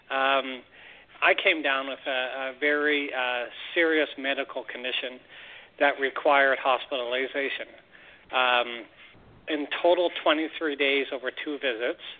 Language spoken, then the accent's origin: English; Canada; as a Canadian